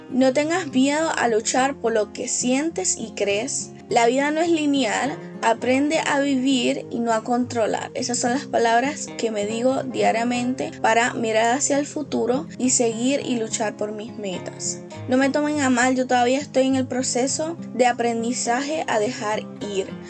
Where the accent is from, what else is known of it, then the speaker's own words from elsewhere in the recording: Puerto Rico; soy puertorriqueña